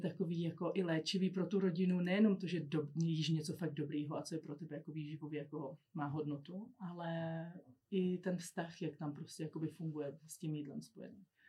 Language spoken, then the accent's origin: Czech; Czechia; my jako Češi